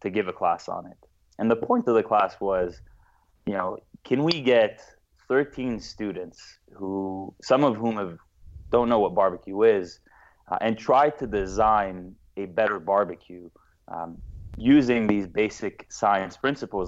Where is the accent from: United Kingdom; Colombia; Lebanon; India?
Lebanon; now in United States; originally, I am from Lebanon. I was born in the States, grew up here for a bit, but I studied at a Jesuit French school in Lebanon